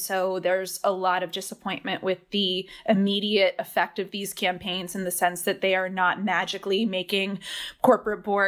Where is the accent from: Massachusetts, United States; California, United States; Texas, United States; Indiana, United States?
Massachusetts, United States; a suburb of Boston; moved away as an adult; also born or lived in Oxford / London; now in Washington, D.C., United States; I grew up in a suburb of Boston, so I'm originally from Massachusetts